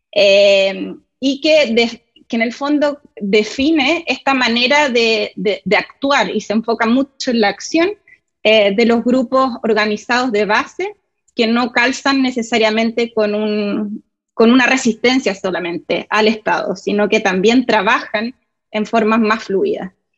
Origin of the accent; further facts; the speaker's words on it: Santiago, Santiago Metropolitan Region, Chile; moved away as an adult; now in United States; soy de Chile, eh, de Santiago, viví toda mi vida ahí, em, sí, crecí, en realidad parte de mi infancia fue durante la dictadura chilena